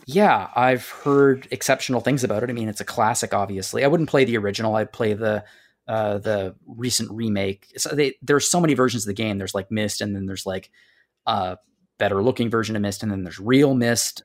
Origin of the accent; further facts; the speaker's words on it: Canada; Greg and I are Canadian. We are not American